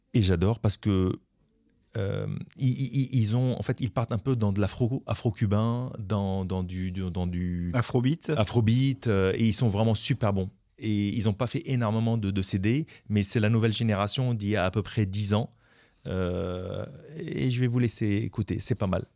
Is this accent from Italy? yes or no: no; France; en tant que Français, je comprenais pas trop l'espagnol